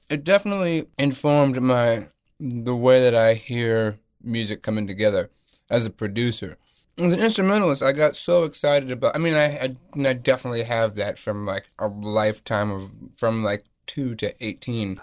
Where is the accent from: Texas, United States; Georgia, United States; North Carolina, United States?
North Carolina, United States; also born or lived in Lisbon, Portugal; I grew up in North Carolina.